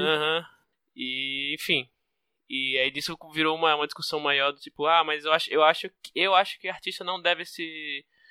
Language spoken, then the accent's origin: Portuguese; Northeast Brazil, Brazil; eu sou nordestino